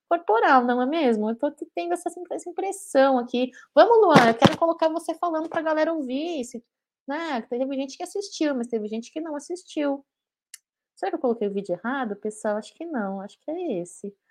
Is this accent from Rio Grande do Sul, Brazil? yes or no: yes; Porto Alegre, Rio Grande do Sul, Brazil; estive em São Paulo mês passado, sou aqui de Porto Alegre.